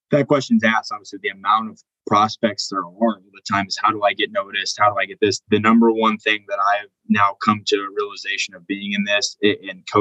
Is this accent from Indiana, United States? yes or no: yes; Indiana, United States; Um, and again, I'm from the Midwest originally. I'm from Indiana originally. I moved around. Obviously, I was a coach's kid. I bounced around.